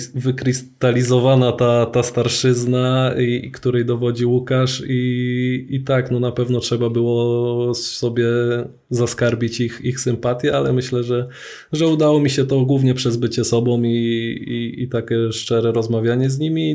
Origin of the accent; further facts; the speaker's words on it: Poznań, Greater Poland, Poland; wychowałem się na Chrobrego, na Piątkowie w Poznaniu